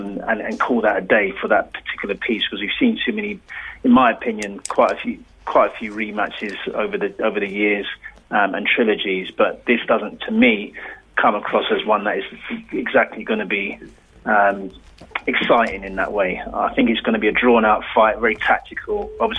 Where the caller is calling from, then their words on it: London, United Kingdom; Calling from Southeast London.